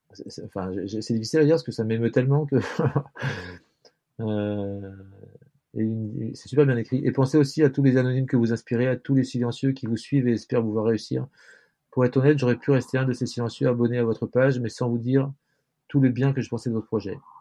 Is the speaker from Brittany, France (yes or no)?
yes; Brittany, France; Je suis breton